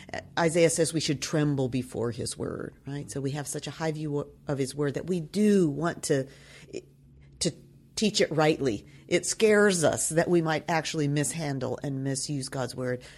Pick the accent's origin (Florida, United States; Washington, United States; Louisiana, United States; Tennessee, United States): Tennessee, United States; Nashville; I come from Nashville, Tennessee